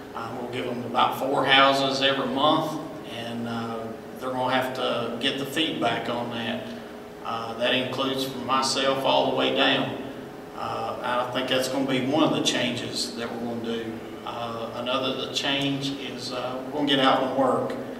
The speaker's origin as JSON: {"language": "English", "area": "Washington County", "region": "Virginia", "country": "United States", "tie": "born or raised there", "said": "I was born and raised here in Washington County. Grew up on a family farm, still live on that farm today"}